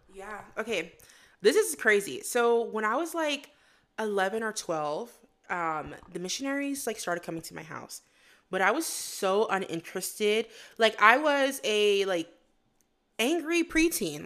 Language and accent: English; West Palm Beach, Florida, United States; moved away as an adult; also born or lived in Fort Lauderdale, Florida / Queens, New York; now in Utah, United States; I was born in Fort Lauderdale, Florida, but then mostly grew up in West Palm Beach, Florida. But I also spent a lot of my childhood in Queens, New York with my grandma